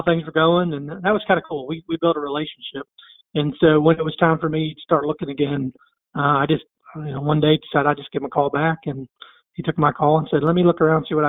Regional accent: Tennessee, United States; I'm from Tennessee.

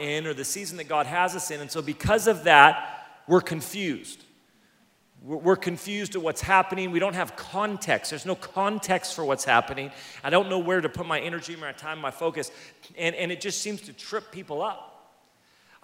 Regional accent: California, United States; I'm from California

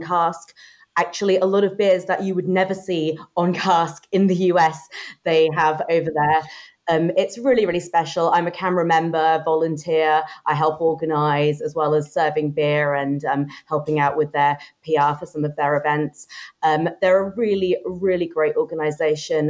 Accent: United Kingdom; moved away as an adult; also born or lived in London; now in Austin, United States; I grew up just outside of London, moved to London after college

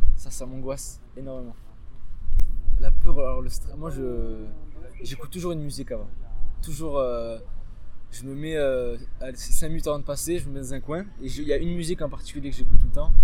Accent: Marseille, Provence-Alpes-Côte d'Azur, France; moved away as an adult; now in Nice, France; Je suis pas niçois de base, moi je viens de Marseille. J'ai grandi là-bas depuis que j'ai 6 ans.

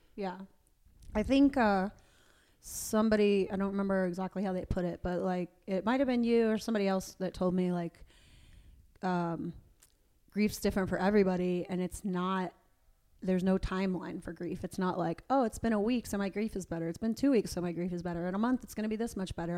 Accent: Tampa, Florida, United States; now in Atlanta, United States; I live in Atlanta, and, um, my parents live in the home where I grew up outside of Tampa

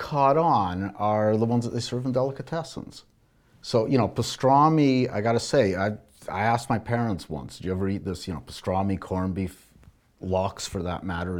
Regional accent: Alberta, Canada; I grew up in Alberta.

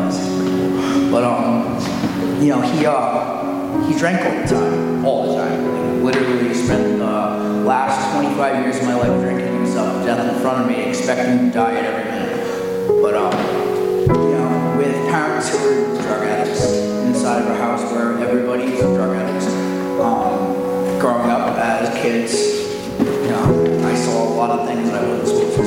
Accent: Coventry, Rhode Island, United States; I'm from Coventry, Rhode Island

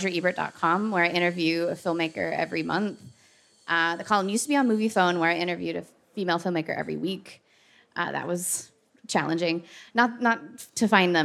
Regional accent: United States; as an American

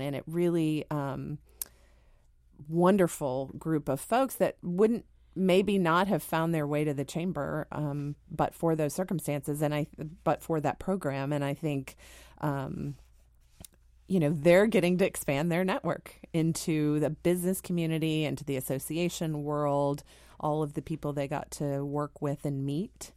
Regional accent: Dallas, Texas, United States; moved away as an adult; also born or lived in St. Louis, Missouri; now in Washington, D.C., United States; I spent most of my sort of formative years in Texas, growing up in Texas

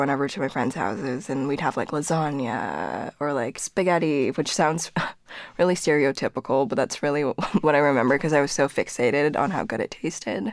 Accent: suburb of Toronto, Ontario, Canada; first language Korean; also born or lived in Seoul, South Korea; When we got to Canada, we moved to a pretty small suburb of Toronto

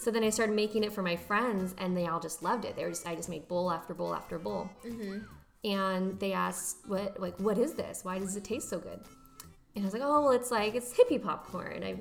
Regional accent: Santa Barbara, California, United States; I grew up in the best city ever, Santa Barbara, California.

